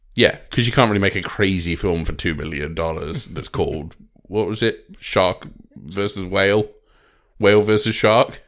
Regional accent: United Kingdom; I ain't European, I'm British

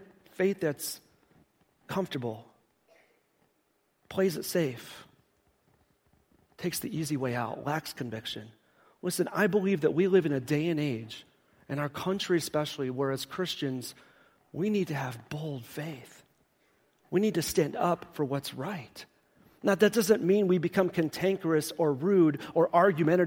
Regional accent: Chicago, Illinois, United States; I'm from Chicago.

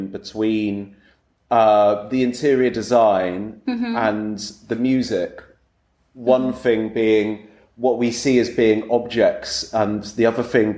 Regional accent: England, United Kingdom; my being English

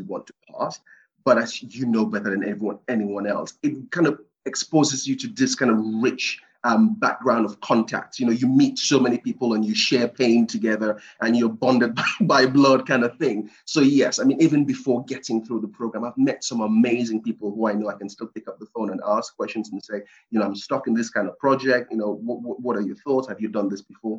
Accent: Cameroon; moved away; I was born in Cameroon, West Africa, on the coast of West Africa. And it's a small kind of fishing town

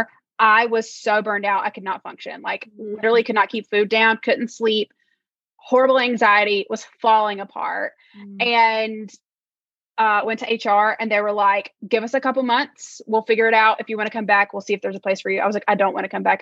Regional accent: North Carolina, United States; moved away; I'm from North Carolina originally, from the South.

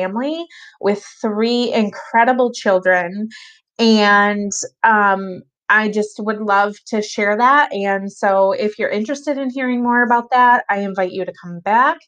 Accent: Michigan, United States; I was born and raised in Michigan, and I still live here

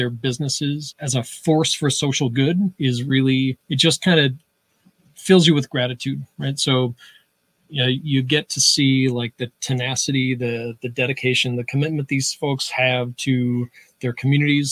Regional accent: just outside of Utica, New York, United States; moved away as an adult; now in Syracuse, United States; So I grew up just outside of Utica, came to Syracuse about 12 years ago or so

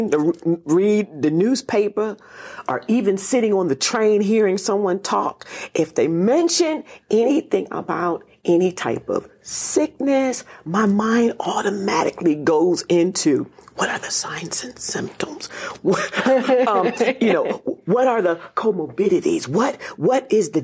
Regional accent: Reading, Pennsylvania, United States; now in Washington, D.C., United States; I'm from Reading, Pennsylvania

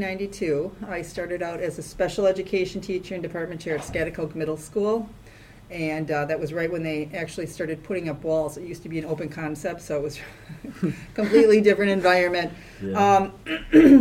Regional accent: Wisconsin, United States; accent: Midwestern twang; moved away as an adult; also born or lived in St. Louis, Missouri / Madison, Wisconsin; I was born and raised in Wisconsin. So if you listen to me talk enough, you'll hear the little bit of Midwestern twang

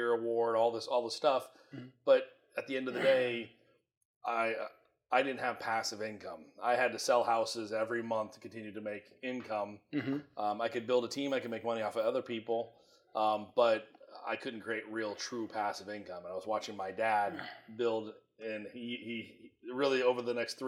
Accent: Iowa, United States; moved away as an adult; now in Phoenix, United States; I'm originally from Iowa, born and raised. My entire life was there until I moved here to Arizona

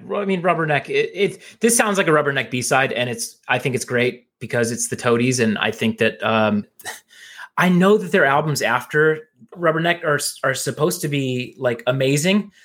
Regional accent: Phoenix, Arizona, United States; growing up in Phoenix

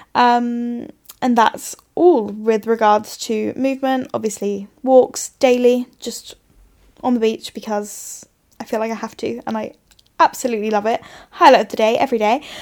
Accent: England, United Kingdom; moved away as an adult; now in Australia; as we like to do as English people

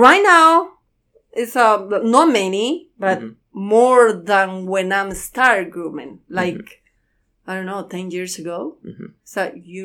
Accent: Santa Rosa, Guatemala; English is a second language; moved away as an adult; now in Louisville, United States; I'm from Santa Rosa, Guatemala

